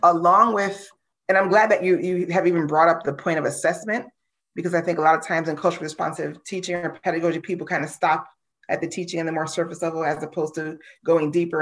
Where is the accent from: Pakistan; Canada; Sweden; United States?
United States; growing up in the United States, you know, as an, as an African-American woman